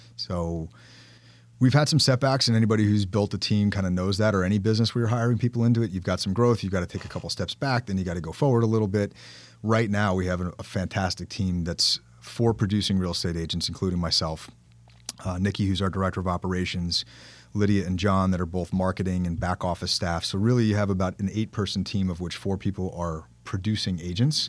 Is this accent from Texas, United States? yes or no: no; Bergen County, New Jersey, United States; I grew up in Bergen County, settled down here in two thousand seven